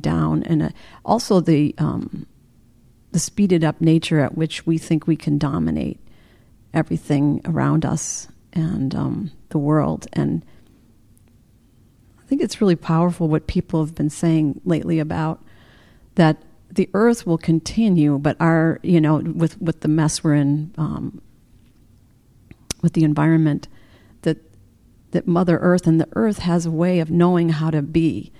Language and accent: English; United States; as an American